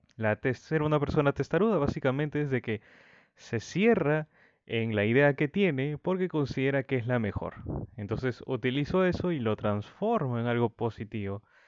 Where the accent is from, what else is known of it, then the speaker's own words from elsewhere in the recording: Peru; en mi país natal, Perú